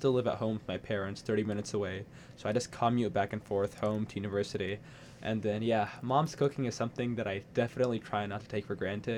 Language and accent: English; United States; also born or lived in India (ancestry); my parents were from India. Mm-hmm. I was born here.